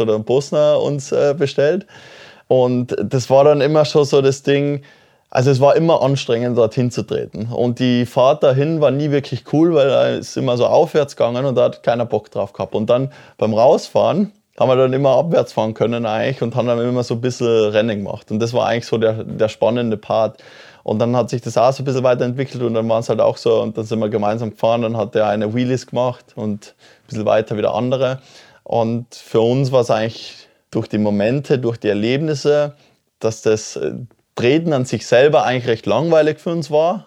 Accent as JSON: {"language": "German", "town": "Oberpeischlach", "region": "Tyrol", "country": "Austria", "tie": "born or raised there", "said": "ich komme aus dem Ort Oberpeischlach, ne? das ist wirklich ganz, ganz ein kleines Dorf"}